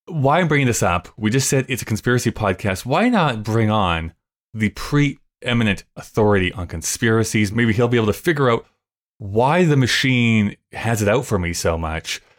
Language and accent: English; Alberta, Canada; we're from Alberta